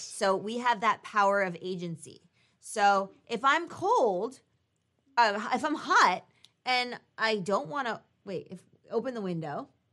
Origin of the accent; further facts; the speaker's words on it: United States; we're both American